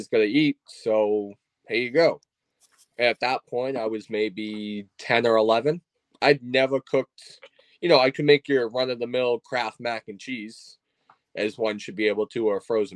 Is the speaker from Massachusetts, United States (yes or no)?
yes; Plymouth, Massachusetts, United States; I'm from Plymouth, Massachusetts, up here in the Northeast